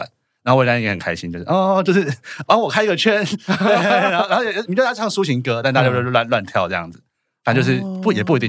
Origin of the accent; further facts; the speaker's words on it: Taipei, Taiwan; 我台北人